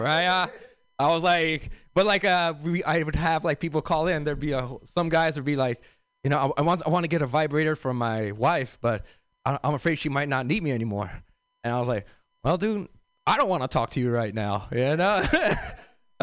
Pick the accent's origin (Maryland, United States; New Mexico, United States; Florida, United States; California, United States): California, United States; Los Angeles; I grew up in South Central LA.